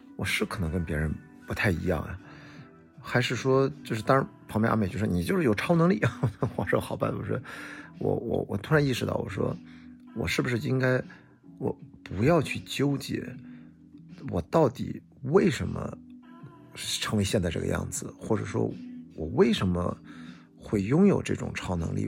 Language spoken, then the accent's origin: Chinese; Qingdao, Shandong, China; 我在青岛呢，我们是丘陵地带，我们家后面是注水山公园，一百米，呃，可能八十多米的一个小山丘，但是这样的山丘很多